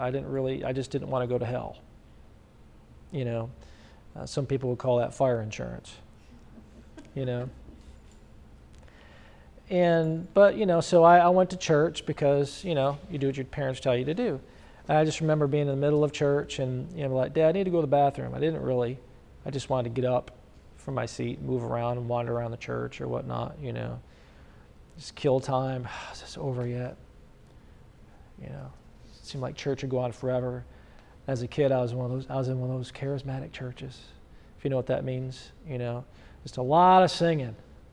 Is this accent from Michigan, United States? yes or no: no; upstate New York, United States; So I came from New York, upstate New York.